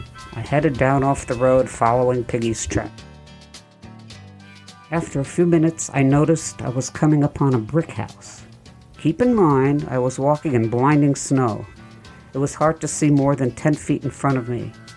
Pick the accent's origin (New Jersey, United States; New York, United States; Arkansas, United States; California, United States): New York, United States; I'm from New York, so the cold doesn't bother me.